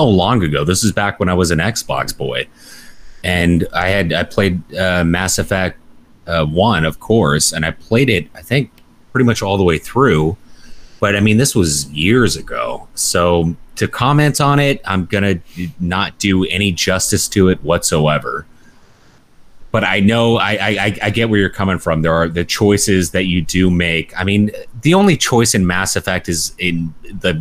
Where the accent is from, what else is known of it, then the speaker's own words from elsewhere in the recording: Canada; I am actually Canadian